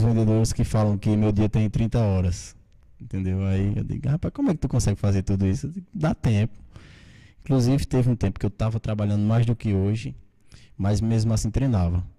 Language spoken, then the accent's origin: Portuguese; Monteiro, Paraíba, Brazil; eu sou nascido aqui em Monteiro, né? Meus pais também.